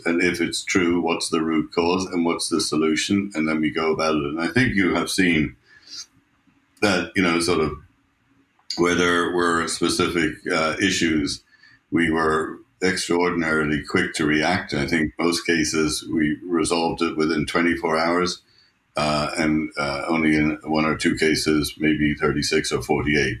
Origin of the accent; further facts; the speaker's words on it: Ireland; moved away as an adult; now in United States; My wife is Swiss, and uh, I'm Irish, and we you know, I've lived in the U.S. for 40 years